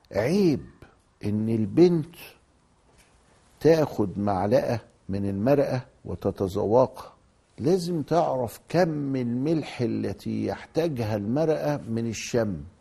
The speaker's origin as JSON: {"language": "Arabic", "country": "Egypt", "said": "عندنا في مصر هنا"}